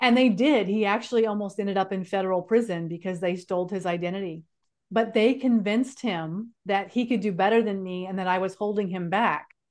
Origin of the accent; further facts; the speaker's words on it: California, United States; moved away as an adult; also born or lived in North Carolina; I grew up in California, and he moved me from California out to North Carolina